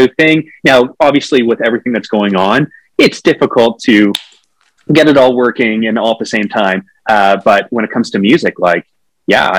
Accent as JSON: {"language": "English", "town": "Whitby", "region": "Ontario", "country": "Canada", "tie": "born or raised there", "lives_now": "Toronto, Canada", "said": "I grew up in a town called Whitby, which is about 40 minutes from Toronto."}